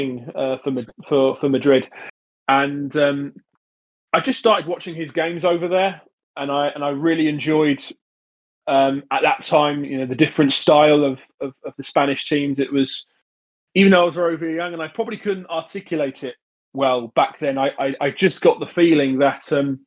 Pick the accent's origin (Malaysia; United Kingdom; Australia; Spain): United Kingdom; Brighton, South East England; I was born in Brighton.